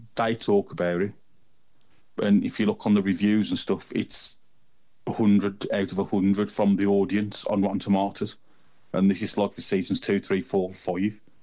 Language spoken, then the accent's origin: English; England, United Kingdom; I'm a heathen from England.